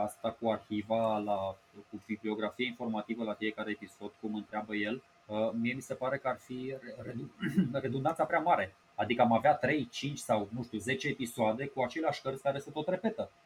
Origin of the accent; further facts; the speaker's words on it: Romania